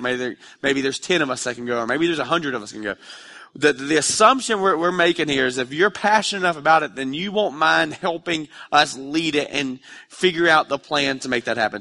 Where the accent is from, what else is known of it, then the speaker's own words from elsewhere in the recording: Dalton, Georgia, United States; I grew up in Dalton, which isn't a really exciting place now, but back in the mid-nineties, Dalton, Georgia was a really happening